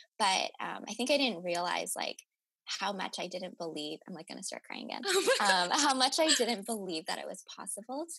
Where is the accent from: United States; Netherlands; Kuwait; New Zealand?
United States; Chicago suburbs, Illinois; moved away as an adult; also born or lived in Champaign-Urbana, Illinois; now in Los Angeles, United States; In second grade, we moved to the Chicago suburbs and kind of stayed in that area for a while